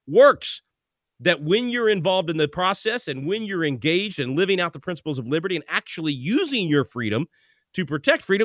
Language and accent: English; Little Rock, Arkansas, United States; now in Texas, United States; I'm originally from Little Rock.